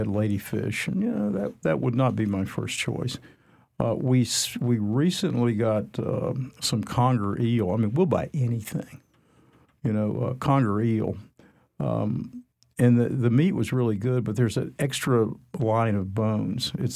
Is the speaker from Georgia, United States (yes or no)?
yes; Atlanta, Georgia, United States; moved away; I come from Atlanta